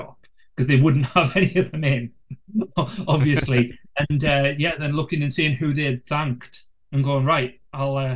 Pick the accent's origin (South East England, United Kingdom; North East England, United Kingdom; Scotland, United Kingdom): North East England, United Kingdom; being from the northeast of England, we weren't getting any gigs around here, you know, especially in my hometown